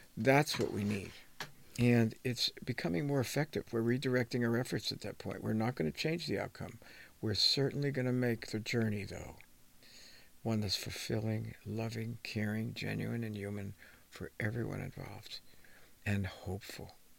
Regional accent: New Jersey, United States; People that I grew up with in New Jersey

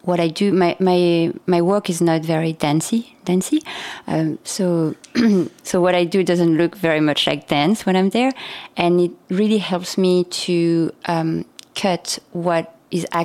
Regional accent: France; also born or lived in Saigon, Vietnam; I was born in France, but my parents are both Vietnamese born

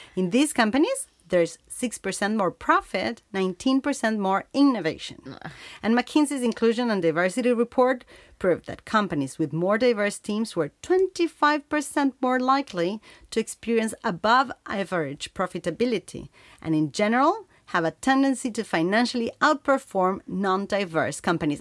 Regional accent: Uruguay; We come from Uruguay, this small country in Latin America

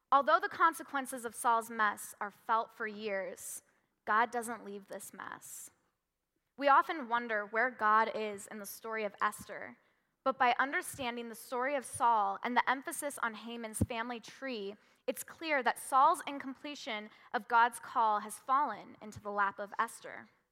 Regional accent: Washington, United States; moved away; also born or lived in California; When I was five, I moved from California to Washington

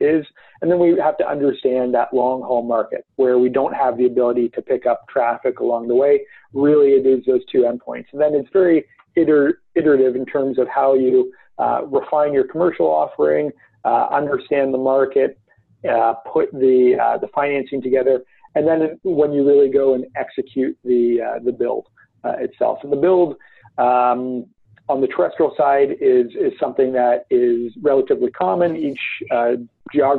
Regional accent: Toronto, Ontario, Canada; I'm from Toronto. And so it's the first project that I'm able to do really in my own backyard

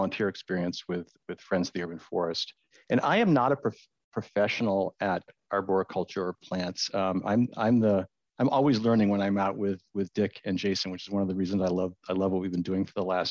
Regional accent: Adirondacks, upstate New York, United States; moved away as an adult; now in San Francisco, United States; I grew up in the Adirondacks, upstate New York

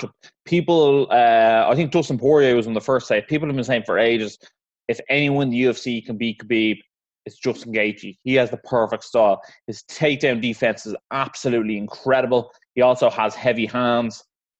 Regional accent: Ireland; obviously being Irish

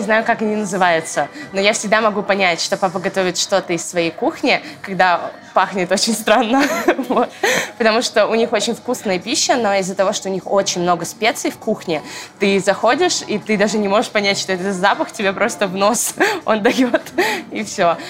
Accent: Noginsk, Moscow Oblast, Russia; also born or lived in Orekhovo-Zuyevo; now in Moscow, Russia; Мы жили в городе Ногинске. Я там прожила, э, наверное, около 10 лет своей жизни

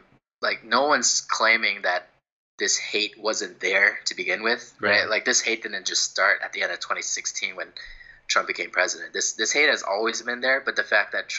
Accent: Houston, Texas, United States; I grew up in Houston area

